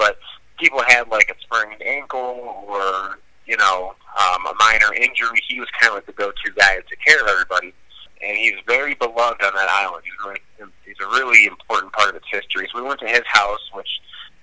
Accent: Michigan, United States; I'm born and raised in Michigan

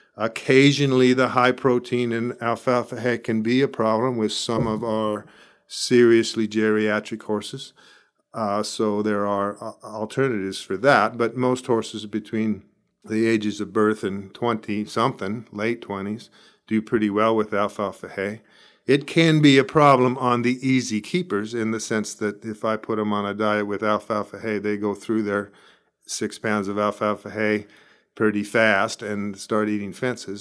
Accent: Escondido, California, United States; moved away as an adult; also born or lived in Arizona / Davis, California; now in Bakersfield, United States; I grew up in Escondido, northern San Diego County, and went to Arizona when I was eighteen

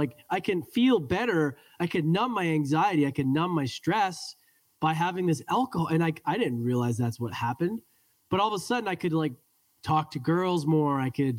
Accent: Edmonton, Alberta, Canada; I was born and raised in Edmonton, Alberta, Canada, which is a very cold hockey city.

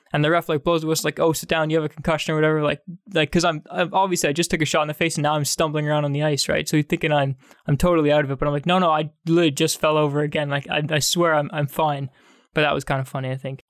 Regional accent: Canada; growing up in Canada

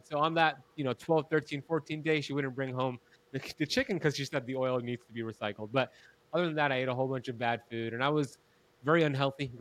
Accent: United States; I grew up in America

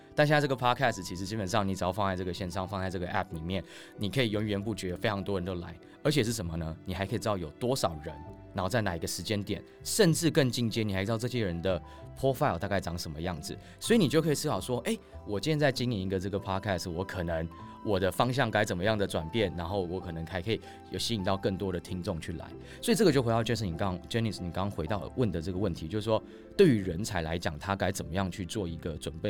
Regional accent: Taiwan; 我在台湾土生土长啊，那我之前大学的时候是在清华，那我毕业那年其实就是二零一一年

